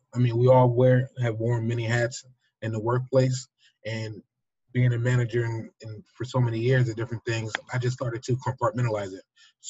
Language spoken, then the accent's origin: English; Nigeria; I am extremely happy to tell the world anytime I can that I am a Nigerian man. I stem from the Fulani and the Yoruba people.